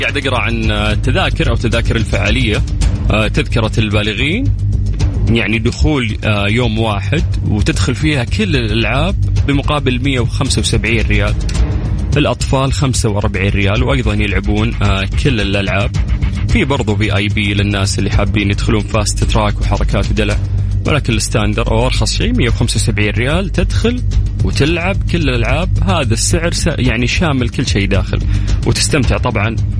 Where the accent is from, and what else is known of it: Saudi Arabia